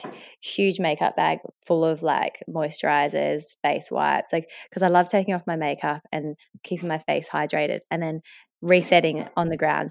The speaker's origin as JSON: {"language": "English", "country": "Australia", "accent": "Australian", "said": "they hear the Australian accent, they see that I'm from Australia, and they don't actually understand that I'm half Mauritian"}